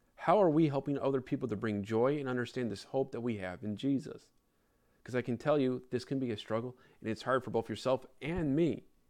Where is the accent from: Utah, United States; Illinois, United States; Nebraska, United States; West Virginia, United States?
Illinois, United States; Chicago; I grew up in Chicago